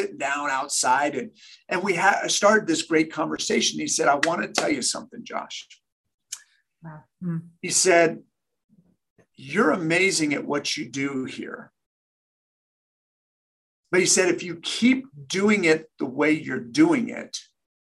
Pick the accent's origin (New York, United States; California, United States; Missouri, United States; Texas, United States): California, United States; Sacramento; I trained with the best players in the major leagues from my hometown in Sacramento